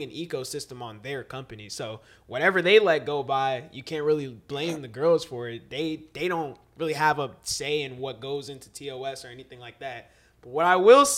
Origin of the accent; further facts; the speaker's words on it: North Carolina, United States; also born or lived in Silver Spring, Maryland; I started living in North Carolina when I was 5, and I actually been in Maryland until I was 5